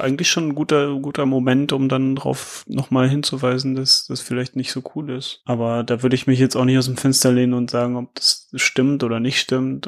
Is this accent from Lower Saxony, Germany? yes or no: yes; Lower Saxony, Germany; ich komme auch aus Niedersachsen